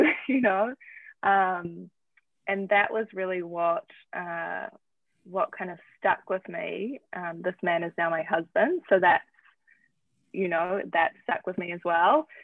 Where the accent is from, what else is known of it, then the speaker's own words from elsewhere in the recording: New Zealand; moved away as an adult; also born or lived in Manhattan; now in United States; I'm from New Zealand